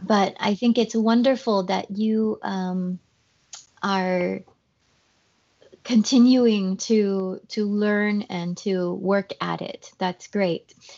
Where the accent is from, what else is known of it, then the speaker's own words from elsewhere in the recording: Paris, Île-de-France, France; first language French; English is a second language; I am uh, from Paris, or close to Paris